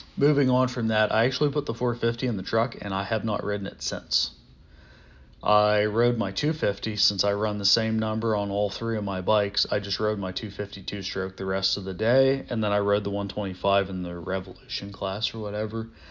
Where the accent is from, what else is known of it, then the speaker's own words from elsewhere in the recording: Pittsburgh, Pennsylvania, United States; I'm from Pittsburgh